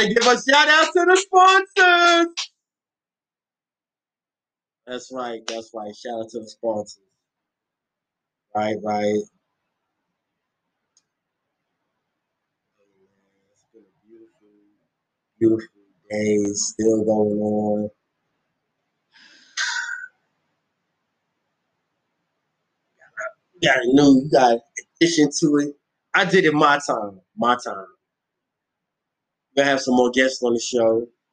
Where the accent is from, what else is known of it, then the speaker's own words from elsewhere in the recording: New York City, New York, United States; moved away; When I grew up in Bed-Stuy